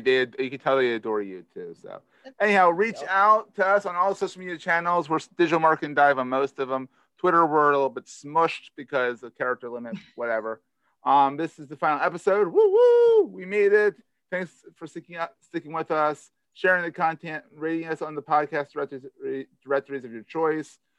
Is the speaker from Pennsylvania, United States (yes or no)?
yes; Philadelphia, Pennsylvania, United States; accent: Philadelphia; It's a Philadelphia accent in me.